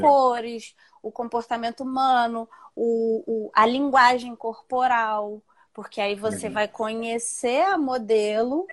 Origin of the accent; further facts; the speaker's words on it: Rio de Janeiro, Brazil; Moro, sou do Rio